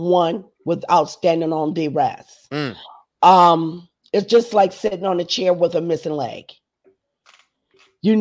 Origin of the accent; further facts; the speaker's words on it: Charleston, South Carolina, United States; also born or lived in Adams Run, South Carolina; I was raised up west of the Ashley in the little area called the Ponderosa